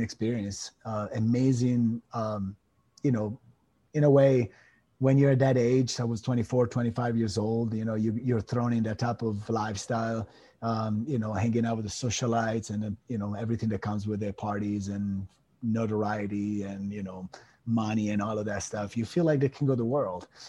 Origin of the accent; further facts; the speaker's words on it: Italy; moved away as an adult; also born or lived in Miami; now in United States; I come from Italy. I was born and raised over there. I came to the states in 2007